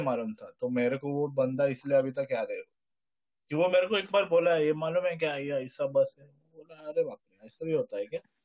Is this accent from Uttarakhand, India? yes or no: no; just outside Bombay, village just before Goa, Maharashtra, India; मैं बॉम्बे में भी पूरा कभी गया नहीं बॉम्बे के जस्ट पहले वाला